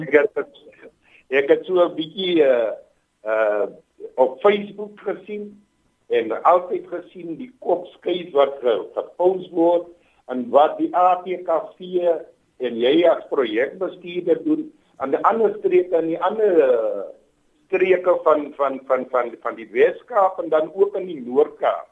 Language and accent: Afrikaans; Bonnievale, Western Cape, South Africa; terug in my tuisdorp as die wijkraadslid hier so in Bonnievale